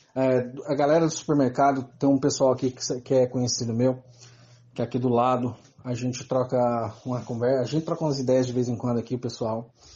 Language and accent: Portuguese; Salvador, Bahia, Brazil; sou de Salvador